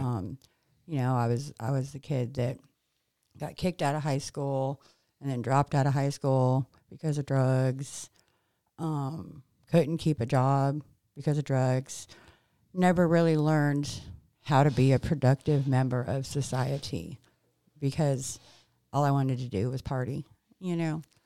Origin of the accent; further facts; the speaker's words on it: California, United States; also born or lived in New Orleans, Louisiana / Hollywood; now in Mississippi, United States; we moved to California when I was six years old